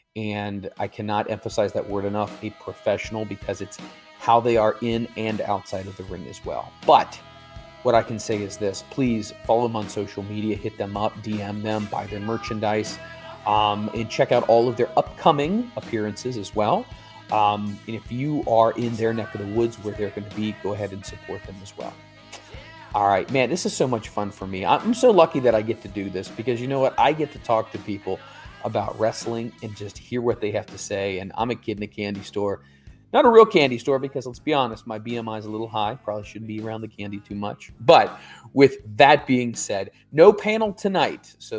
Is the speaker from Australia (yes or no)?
no; Philippines; from the Philippines.